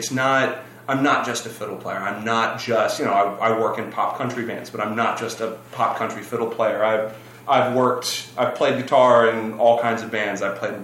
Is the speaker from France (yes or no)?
no; Nashville, Tennessee, United States; also born or lived in Boston; I was born in Baptist Hospital in Midtown Nashville, Tennessee, and I grew up right there by Belmont